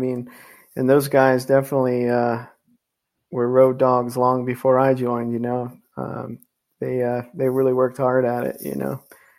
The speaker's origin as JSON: {"language": "English", "town": "Philadelphia", "region": "Pennsylvania", "country": "United States", "tie": "born or raised there", "said": "my hometown team, the Philadelphia Eagles"}